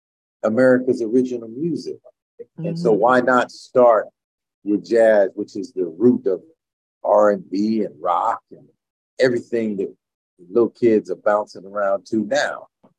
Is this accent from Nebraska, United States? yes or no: no; New York, United States; moved away as an adult; also born or lived in Mississippi; now in New Haven, United States; I was born in Mississippi. I grew up in New York and grew up playing jazz